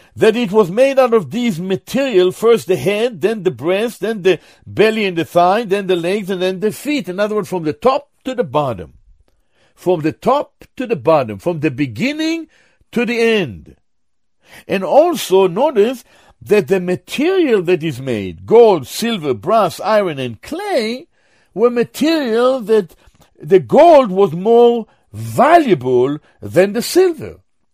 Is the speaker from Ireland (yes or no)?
no; Jerusalem, Jerusalem District, Israel; born there; I was born in Jerusalem. My father was born in Jerusalem. Our family, many are in Jerusalem.